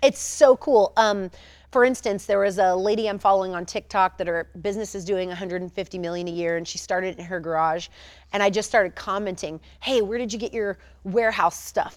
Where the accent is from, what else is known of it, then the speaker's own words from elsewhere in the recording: Tampa, Florida, United States; I was born in Tampa, Florida.